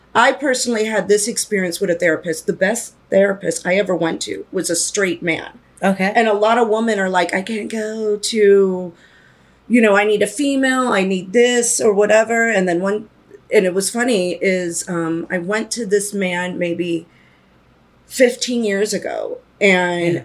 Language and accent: English; East Coast, United States; moved away; I'm originally from the East Coast